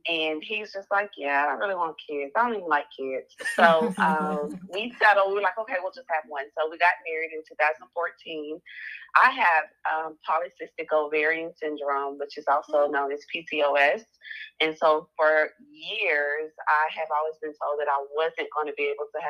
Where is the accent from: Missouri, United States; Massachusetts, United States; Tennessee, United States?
Tennessee, United States; Nashville; I am from Nashville, and I graduated from Tennessee State in 2009